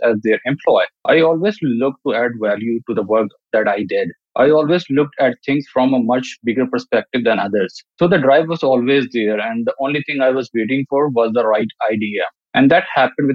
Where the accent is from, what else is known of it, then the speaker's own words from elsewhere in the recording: Pakistan; I grew up in Pakistan